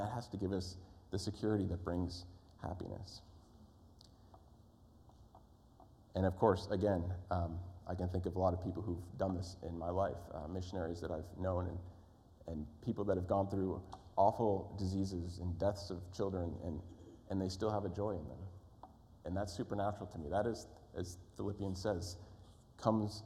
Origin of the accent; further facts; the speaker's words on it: East Coast, United States; moved away; I grew up on the East Coast.